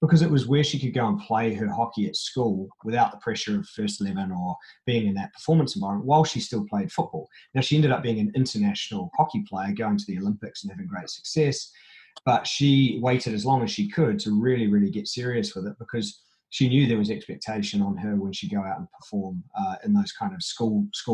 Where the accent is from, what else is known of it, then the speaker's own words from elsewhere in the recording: New Zealand; growing up in New Zealand. You know, we grew up playing every sport under the sun all day as long as we could